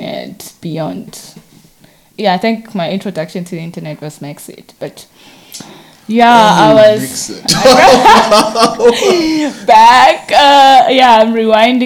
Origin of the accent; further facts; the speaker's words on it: Hammanskraal, Gauteng, South Africa; I grew up in Hammerskraal, north of Hammerskraal, to be specific, Makapan.